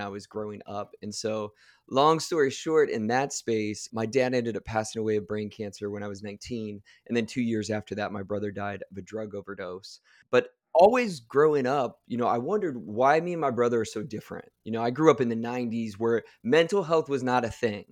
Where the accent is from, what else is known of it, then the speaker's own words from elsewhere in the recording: Akron, Ohio, United States; I grew up in the Midwest, uh, just outside Akron, Ohio